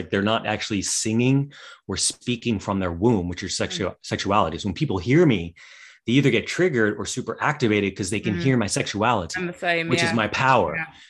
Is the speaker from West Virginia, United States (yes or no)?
yes; West Virginia, United States; Well, I grew up in West Virginia. So I grew up with like where it was all hillbilly talk all the time.